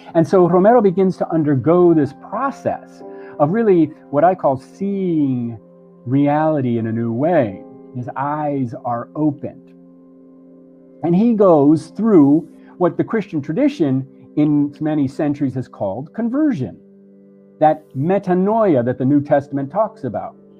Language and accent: English; Miami, Florida, United States; also born or lived in Puerto Rico; in Miami, where I grew up